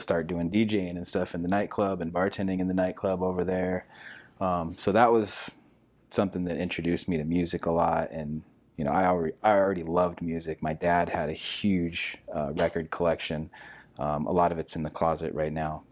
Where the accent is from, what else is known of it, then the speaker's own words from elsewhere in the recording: Washington, United States; moved away; I'm from Washington State. Originally, I was